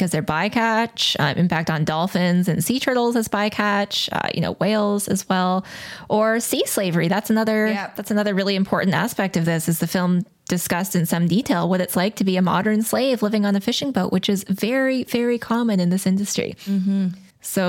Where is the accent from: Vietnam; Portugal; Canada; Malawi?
Canada; Calgary, Alberta; I was born in Calgary. My father and stepmom still live there and I've got lots of family there